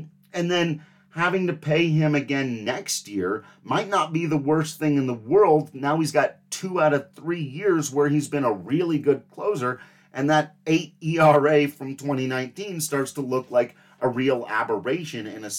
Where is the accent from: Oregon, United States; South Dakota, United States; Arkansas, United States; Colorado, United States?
Colorado, United States; Grand Junction; my hometown Grand Junction